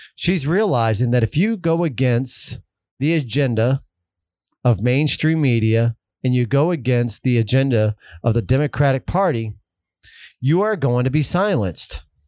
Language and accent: English; United States; as an American